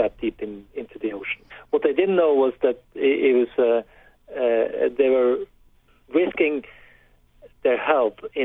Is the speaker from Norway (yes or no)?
yes; Norway; I grew up in Norway when it was not a wealthy society in the 70s